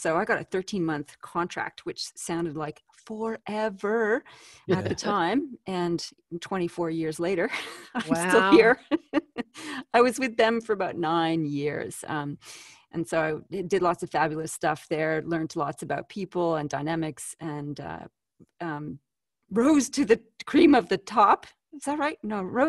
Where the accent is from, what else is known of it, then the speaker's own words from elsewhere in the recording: Canada; Well, hey, I'm exported from Canada, the land of lakes, rivers, and maple syrup.